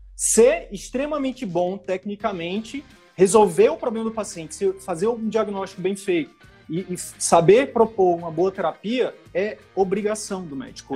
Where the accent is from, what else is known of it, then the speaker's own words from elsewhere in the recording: interior of the Northeast, Northeast Region, Brazil; eu sou do interior do Nordeste